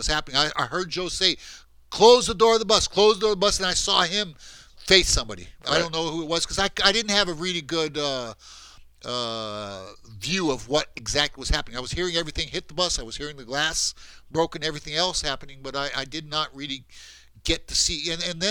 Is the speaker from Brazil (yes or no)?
yes; Brazil; I'm from Brazil.